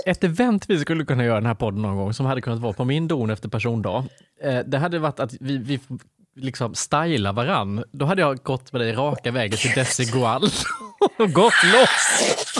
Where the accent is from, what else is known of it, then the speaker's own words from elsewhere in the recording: Värnamo, Jönköping County, Sweden; jag kommer från Värnamo, från ett hem där man jobbar 8 till 17 måndag till fredag